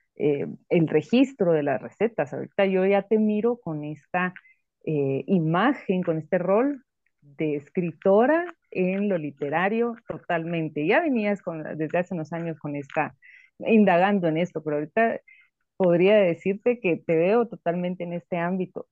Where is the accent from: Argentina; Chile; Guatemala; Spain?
Guatemala; Nosotros como guatemaltecos